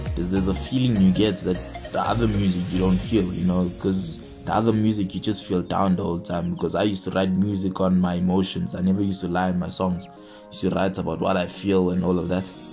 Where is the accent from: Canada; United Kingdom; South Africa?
South Africa; Johannesburg, Gauteng; I'm from Johannesburg, South Africa.